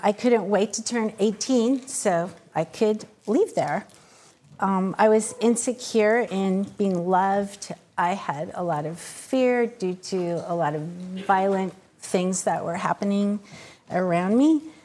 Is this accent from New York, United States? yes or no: no; Wapato, Washington, United States; I was raised in Wapato, which is about an hour south of Yakima on the Indian reservation there